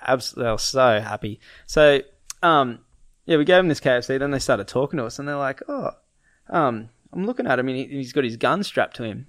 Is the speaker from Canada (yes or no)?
no; Gold Coast, Queensland, Australia; We grew up on the Gold Coast.